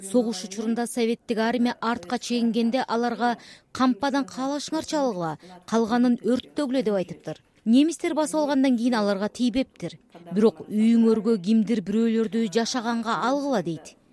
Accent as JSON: {"language": "Kyrgyz", "area": "Chüy Valley", "region": "Chuy Region", "country": "Kyrgyzstan", "tie": "born or raised there", "also_born_or_lived": "Ketmen-Töbö", "said": "мен бир миң тогуз жүз кырк биринчи жылы кетмен төбөдө төрөлгөнмүн биз бир миң тогуз жүз кырк үчүнчү жылы чүй өрөөнүнө көчүп келгенбиз"}